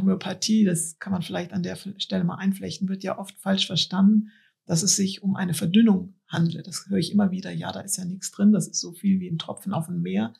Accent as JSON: {"language": "German", "town": "Cologne", "region": "North Rhine-Westphalia", "country": "Germany", "tie": "born or raised there", "said": "Ich bin ja in der Innenstadt von Köln aufgewachsen"}